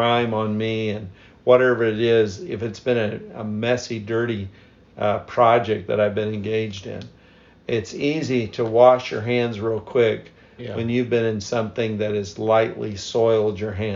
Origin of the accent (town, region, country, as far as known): United States